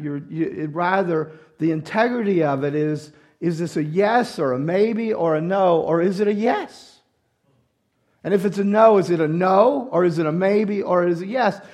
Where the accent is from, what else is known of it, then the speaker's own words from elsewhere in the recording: the South, United States; moved away; I grew up in the South, and this is our language charm